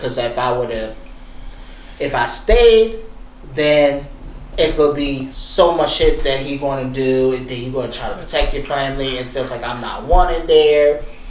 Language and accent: English; Philadelphia, Pennsylvania, United States; I'm born and raised in Philly.